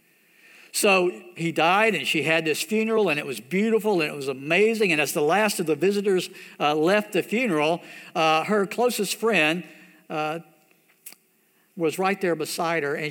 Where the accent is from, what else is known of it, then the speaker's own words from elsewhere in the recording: United States; growing up in America